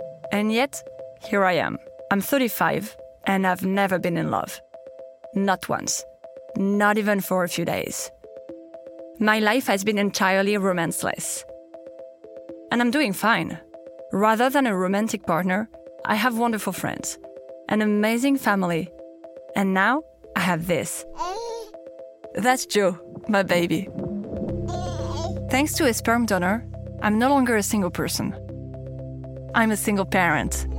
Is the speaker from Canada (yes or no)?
no; Paris, Île-de-France, France; born or raised there; accent: French; English is a second language